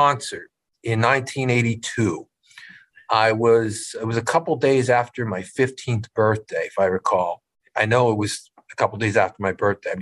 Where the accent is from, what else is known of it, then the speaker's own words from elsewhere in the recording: Wilkes-Barre, Pennsylvania, United States; I was born in Wilkes-Barre at General Hospital